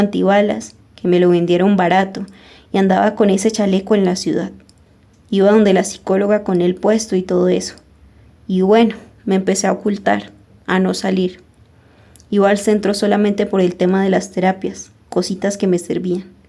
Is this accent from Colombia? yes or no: yes; Colombia; moved away as an adult; also born or lived in Jamundí, Valle del Cauca, Colombia / Miranda, Cauca, Colombia / Ecuador; now in Argentina